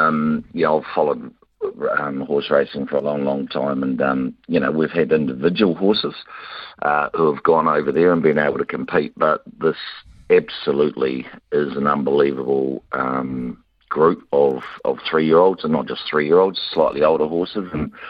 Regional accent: New Zealand; we're from New Zealand

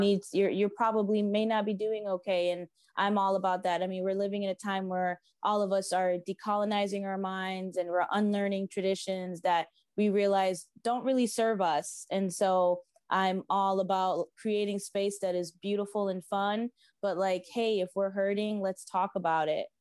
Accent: South Florida, United States; I grew up in South Florida. I'm a beach baby.

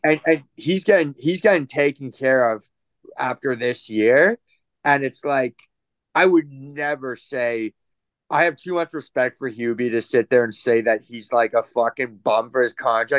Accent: Canada; as a Canadian

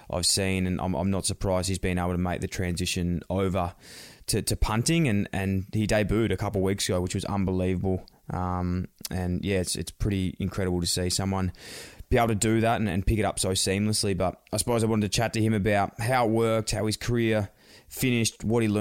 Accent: Australia; I'm from Australia

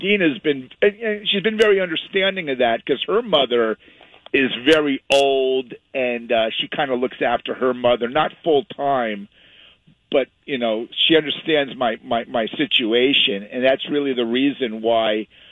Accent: the Hamptons, Long Island, New York, United States; moved away as an adult; also born or lived in Westhampton Beach; now in California, United States; I grew up in the Hamptons in the East Coast

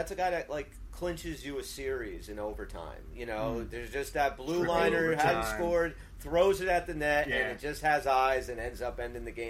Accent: New Jersey, United States; We're from Jersey.

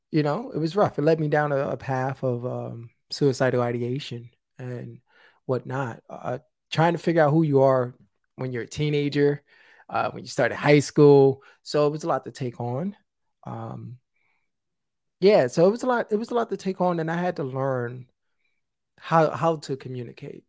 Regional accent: New York City, New York, United States; I'm originally from the South Bronx.

